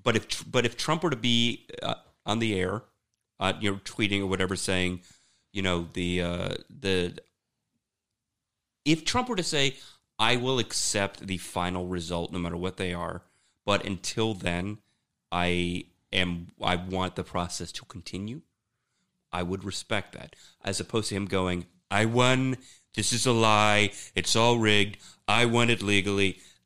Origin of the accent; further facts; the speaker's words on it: Germany; Right, we're from Germany. We go over there in Berlin.